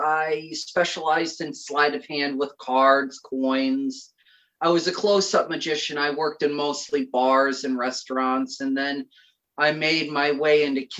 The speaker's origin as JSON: {"language": "English", "region": "Connecticut", "country": "United States", "tie": "born or raised there", "said": "Right now it's cold and depressing, and every day bleeds into one another, and you can go to Starbucks and order a seasonal depression latte, and it doesn't pick up here until spring."}